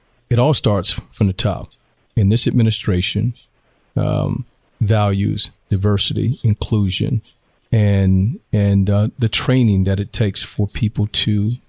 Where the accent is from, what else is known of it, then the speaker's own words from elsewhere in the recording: the South, United States; now in Temecula, United States; When I moved into the home I live in Temecula right now in 2004, not 1964, I'm from the South, so we speak to people.